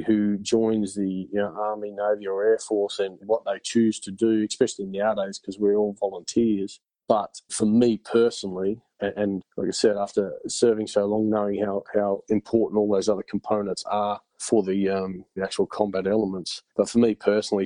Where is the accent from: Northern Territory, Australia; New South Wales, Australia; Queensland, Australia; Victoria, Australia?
Queensland, Australia; Bundaberg; also born or lived in Gladstone, Queensland; went to Gladstone in Queensland for a little while, and then subsequently Bundaberg with my mother